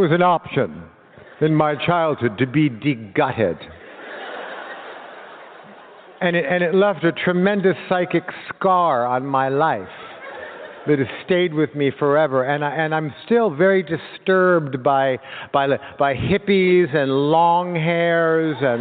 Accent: Los Angeles, California, United States; I was born in Los Angeles in a house in a canyon

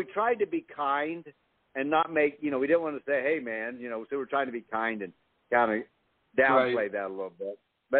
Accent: Arkansas, United States; moved away; also born or lived in Los Angeles; I grew up in Arkansas

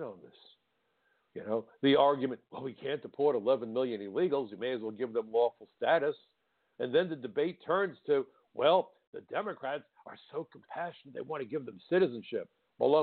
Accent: New York City, New York, United States; as a nine-year-old kid growing up in Brooklyn

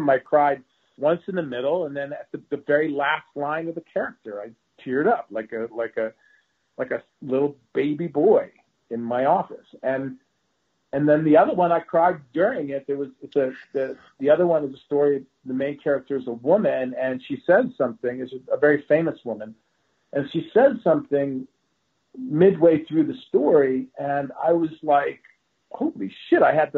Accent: United States; I mean, it's really shocking to me as an American actor.

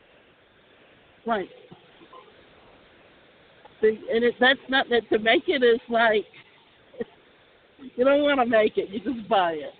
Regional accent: Savannah, Georgia, United States; also born or lived in Atlanta; now in Florida, United States; we grew up in Savannah

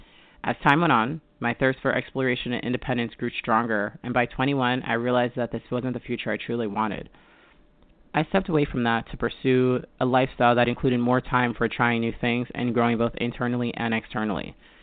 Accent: Mount Vernon, New York, United States; also born or lived in Middletown, New York; I was born in Mount Vernon, New York, where I grew up in an exclusively Jamaican household.

